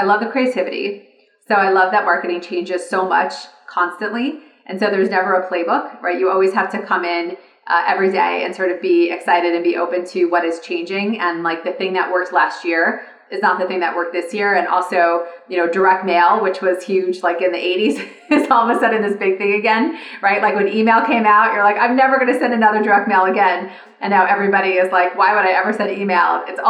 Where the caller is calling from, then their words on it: California, United States; So I am calling today from California.